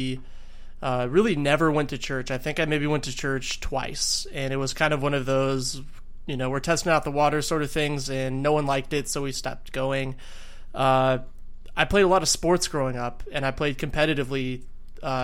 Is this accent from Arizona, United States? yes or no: yes; Arizona, United States; I hail from Arizona